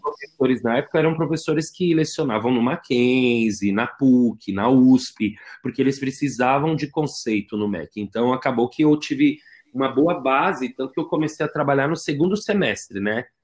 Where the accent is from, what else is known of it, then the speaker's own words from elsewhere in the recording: São Paulo, Brazil; eu fui criado na Zona Leste